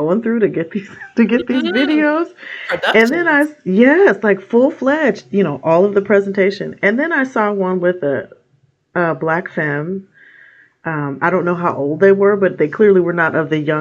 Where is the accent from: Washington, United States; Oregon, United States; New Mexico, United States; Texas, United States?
Oregon, United States; Portland; I am from Portland, Oregon, born and raised, although I've lived other places. Portland is my home.